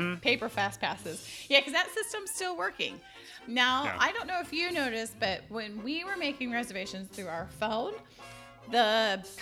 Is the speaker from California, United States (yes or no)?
yes; California, United States; accent: California; now in Texas, United States; I did grow up there, so there is. I have a California accent.